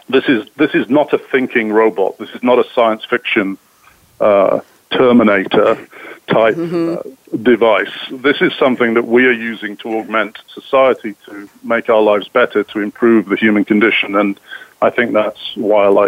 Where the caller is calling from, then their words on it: South East England, United Kingdom; Actually, I, am uh, just southwest of London.